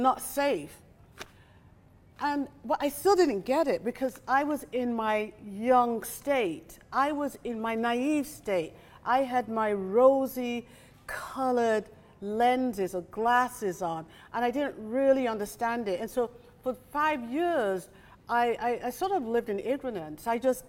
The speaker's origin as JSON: {"language": "English", "country": "Nigeria", "tie": "born or raised there", "said": "And so when I was in Nigeria during my teenage years, going to school"}